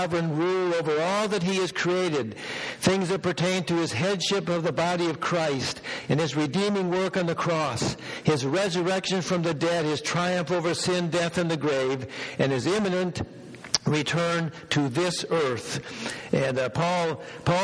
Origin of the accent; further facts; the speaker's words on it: Minnesota, United States; now in Bellingham, United States; out in the rural part, similar to what I grew up in back in Minnesota